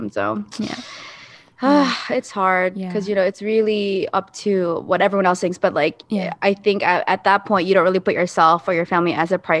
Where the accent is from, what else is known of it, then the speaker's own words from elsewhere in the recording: Philippines; my experience, you know, being a Filipino itself, I think there's a lot of obsession with um, image